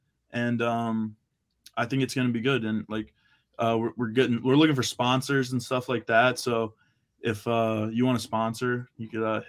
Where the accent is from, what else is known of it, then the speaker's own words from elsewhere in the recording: Florida, United States; born there; also born or lived in Boston; So like I was born in Florida.